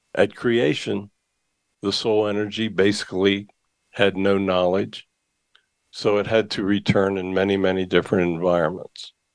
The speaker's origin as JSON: {"language": "English", "town": "Hershey", "region": "Pennsylvania", "country": "United States", "tie": "born or raised there", "said": "I was born in the Hershey area, uh, about an hour's drive from Gettysburg"}